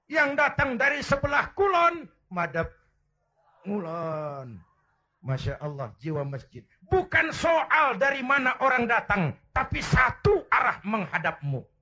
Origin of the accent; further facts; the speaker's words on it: Kebayoran, Jakarta, Indonesia; born there; Bahwa saya lahir di Kebayoran, itu sih kebetulan.